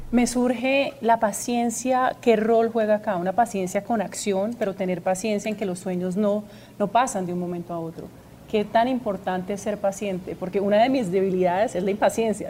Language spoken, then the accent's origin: Spanish; Colombia; yo realmente lo siento como colombiana